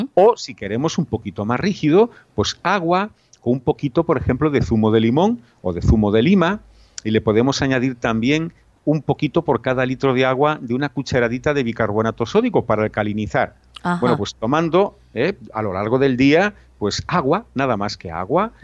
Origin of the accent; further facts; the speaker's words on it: Galicia, Spain; yo soy gallego